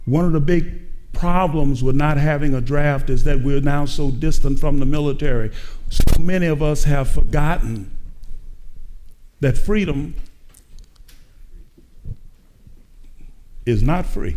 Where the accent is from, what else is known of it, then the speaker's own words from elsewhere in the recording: East St. Louis, Illinois, United States; I was raised in East St. Louis